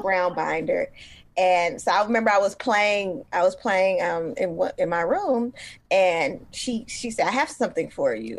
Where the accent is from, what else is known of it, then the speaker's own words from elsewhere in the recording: Oakland, California, United States; Born and raised in East Oakland.